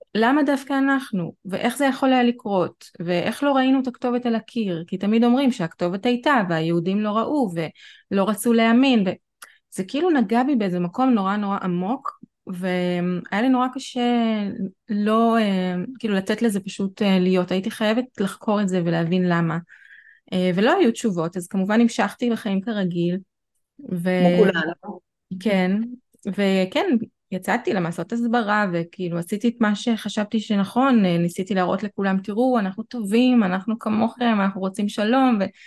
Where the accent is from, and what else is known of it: Israel